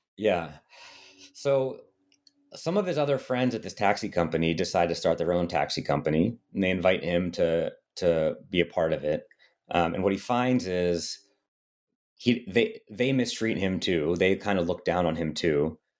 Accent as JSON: {"language": "English", "country": "United States", "said": "I had white skin and was from America"}